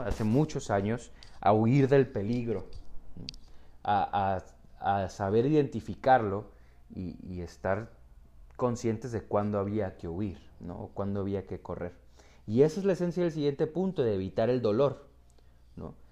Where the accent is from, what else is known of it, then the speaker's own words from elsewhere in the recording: Tijuana, Baja California, Mexico; yo vivo en Tijuana, ok, entonces soy, soy mexicano, tijuanense de, nacimiento